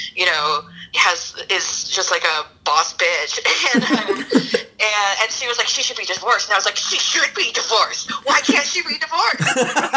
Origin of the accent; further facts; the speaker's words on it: Louisiana, United States; also born or lived in Texas; I spent a lot of time in Texas growing up. I'm from Louisiana, but Texas is like sort of my secondary home state.